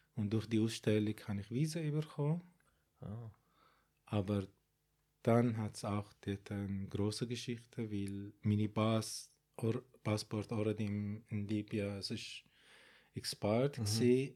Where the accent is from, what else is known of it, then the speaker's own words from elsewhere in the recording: Baghdad, Baghdad Governorate, Iraq; German is a second language; moved away as an adult; now in Switzerland; Also ich bin in Bagdad geboren